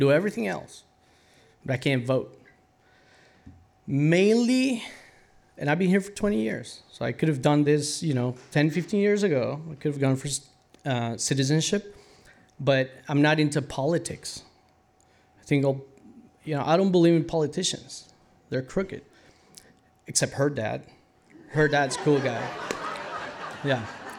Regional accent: Costa Rica; moved away as an adult; now in United States; I was born and raised in Costa Rica.

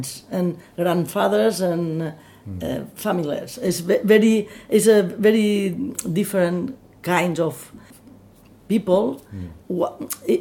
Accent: Sant Miquel de Balansat, Balearic Islands, Spain; English is a second language; also born or lived in Formentera; In Ibiza, in San Miguel.

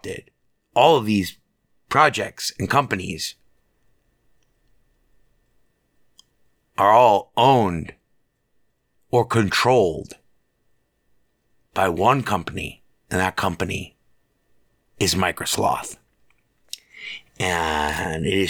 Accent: Las Vegas, Nevada, United States; I'm an American, man. Born and raised here in Las Vegas

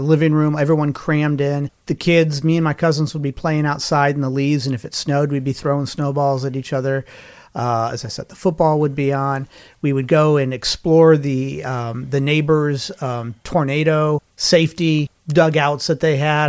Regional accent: Lincoln, Nebraska, United States; I grew up in Lincoln, Nebraska

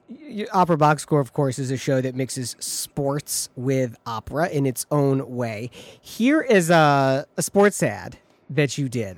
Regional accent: Michigan, United States; now in Chicago, United States; Growing up in Michigan

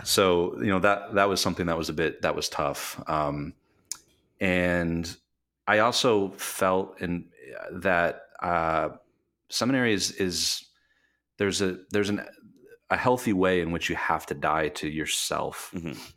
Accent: Michigan, United States; moved away as an adult; also born or lived in New York City / Las Vegas, Nevada; I am from Michigan, Michigander, uh, from the west side of the state

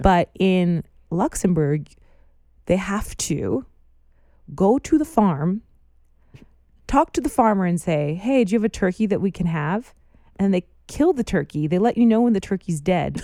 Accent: United States; moved away; I'm an American in a foreign country

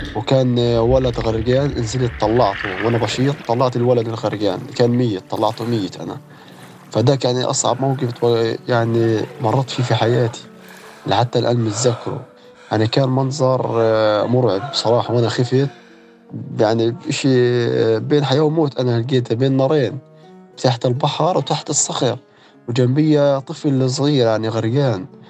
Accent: Gaza, Gaza Strip, Palestine; انولدت في غزة

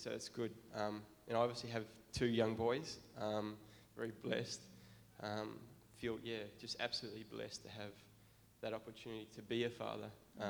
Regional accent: Melbourne, Victoria, Australia; I grew up in Melbourne.

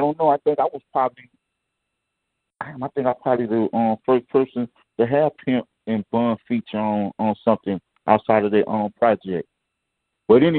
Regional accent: New Orleans, Louisiana, United States; moved away; also born or lived in Houston, Texas; even though I was born in New Orleans, I was raised partially in Houston, too.

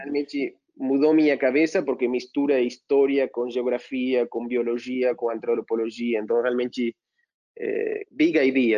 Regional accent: Argentina; moved away as an adult; now in São Paulo, Brazil; como bom argentino

